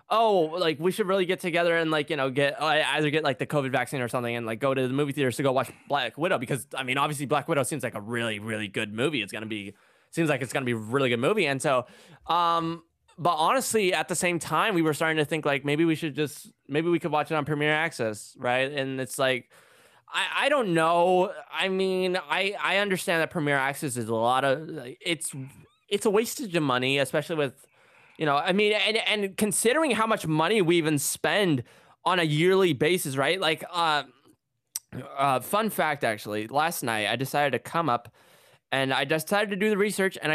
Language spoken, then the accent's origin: English; India; because you know I'm an Indian boy, I gotta watch my IPL.